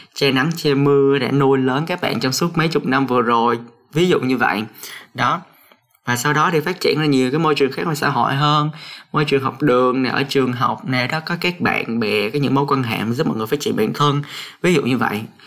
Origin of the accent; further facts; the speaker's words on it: Cà Mau, Vietnam; moved away as an adult; now in Hanoi, Vietnam; mình được sinh ra ở miền Tây Nam Bộ ở Cà Mau